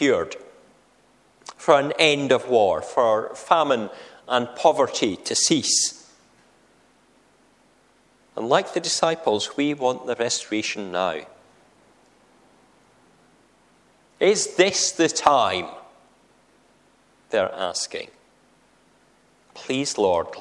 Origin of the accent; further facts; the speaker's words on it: a town near the Scottish-English border, Scotland, United Kingdom; I say that coming from a town that's close to a border. And I'm proud of which side of the border I was born on